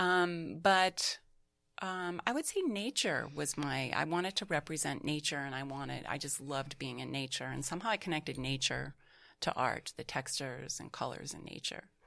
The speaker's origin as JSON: {"language": "English", "town": "Beverly", "region": "Massachusetts", "country": "United States", "tie": "born or raised there", "moved": "yes", "lives_now": "New York City, United States", "said": "I was introduced to Montserrat College of Art in my hometown of Massachusetts, um, Beverly, Massachusetts"}